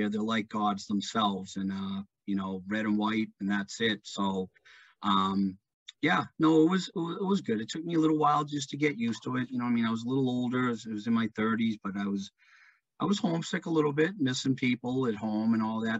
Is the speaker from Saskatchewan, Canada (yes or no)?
no; British Columbia, Canada; moved away as an adult; Uh, didn't want to leave my hometown, didn't want to leave BC, but it was just, it just, you know, had come to the point where I had to, um, you know, move on in my life, so to speak.